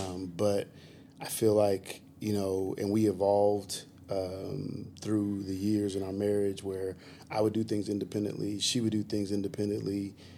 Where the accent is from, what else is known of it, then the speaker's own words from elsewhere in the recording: Washington, United States; Born and raised in Washington, I've never drank a sip of coffee in my life.